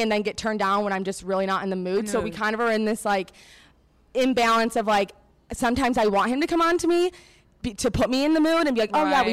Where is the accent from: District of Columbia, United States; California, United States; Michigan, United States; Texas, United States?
Michigan, United States; now in Chicago, United States; I'm from Michigan originally, but live in Chicago